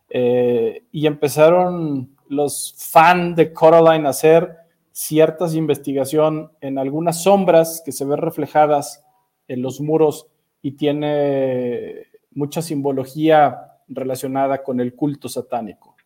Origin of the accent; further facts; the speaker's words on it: Mexico City, Mexico; moved away; Yo todavía soy de los que dice DF